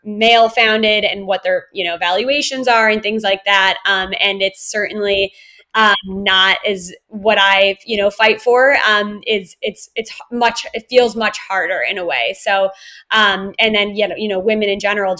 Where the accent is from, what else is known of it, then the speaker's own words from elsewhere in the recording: Wisconsin, United States; moved away; also born or lived in Chicago, Illinois / California / Australia; I grew up in Wisconsin and I love Wisconsin so much.